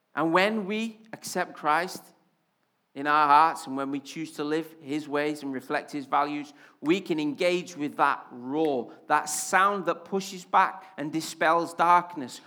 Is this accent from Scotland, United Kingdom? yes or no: no; Wales, United Kingdom; accent: Welsh; now in Yorkshire, United Kingdom; I'm especially Welsh when I'm excited or angry